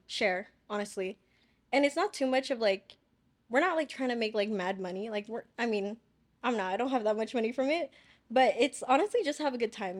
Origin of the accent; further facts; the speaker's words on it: Chino Hills, California, United States; where I live, 'cause I'm from Chino Hills